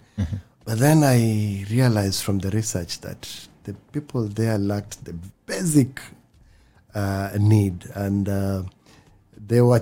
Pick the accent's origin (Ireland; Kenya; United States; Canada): Kenya; Takaungu, Kilifi County; also born or lived in Mombasa; I grew up in Takaungu. I was born here in Mombasa. Mm-hmm. And then we moved to Takaungu when I was 2 years old.